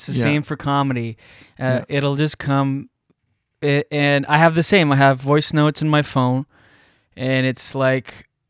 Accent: New Brunswick, Canada; I grew up in small town New Brunswick

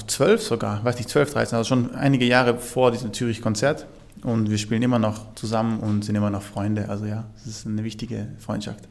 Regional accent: Vorarlberg, Austria; moved away; also born or lived in Basel; ich bin ja in Vorarlberg aufgewachsen

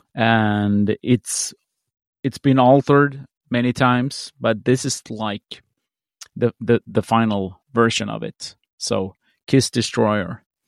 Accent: Sweden; I'm from Sweden

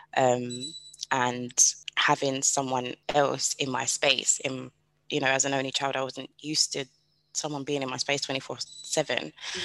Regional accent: United Kingdom; I am British

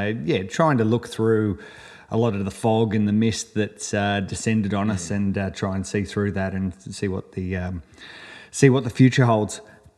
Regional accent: Sydney, New South Wales, Australia; moved away as an adult; also born or lived in Melbourne; I grew up in Sydney

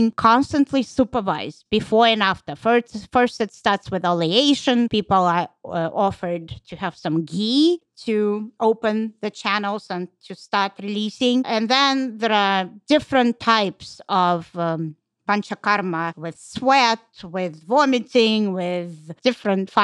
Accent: Russia; moved away; I'm from Russia

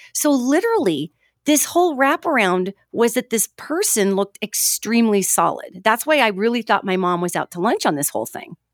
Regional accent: Billings, Montana, United States; I'm from Montana originally, Billings, Montana.

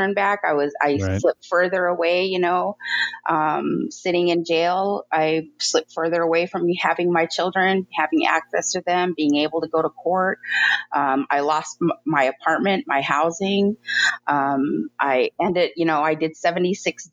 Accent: Spokane, Washington, United States; also born or lived in Toppenish, Washington; being raised here in Spokane, I'm considered an urban Indian

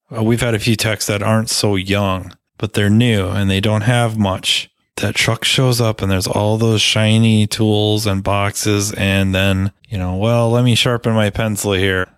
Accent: Minnesota, United States; I'm a Minnesotan.

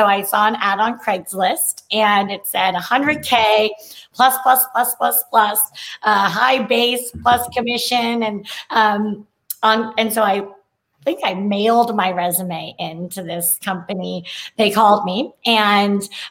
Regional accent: San Francisco Bay Area, California, United States; moved away; also born or lived in Chapel Hill, North Carolina; I am from the Bay Area

